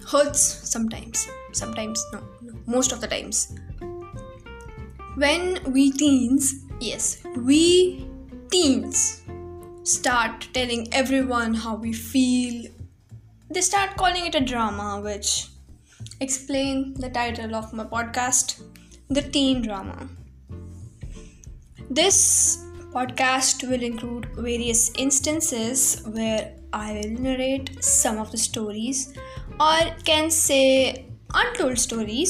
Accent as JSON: {"language": "English", "region": "Punjab", "country": "India", "said": "I'm an Indian. Basically a Punjabi."}